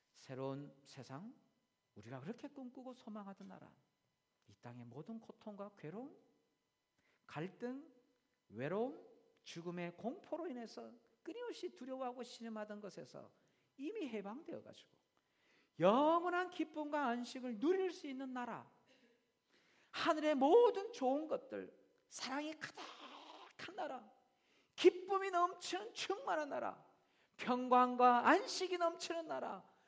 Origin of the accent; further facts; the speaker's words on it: South Korea; now in Australia; 우리는 한국 사람이기 때문에